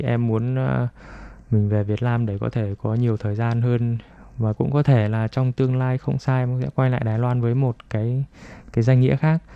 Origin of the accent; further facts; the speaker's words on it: Vietnam; now in Taiwan; người việt mình qua đây đều cũng đều biết tiếng trung cả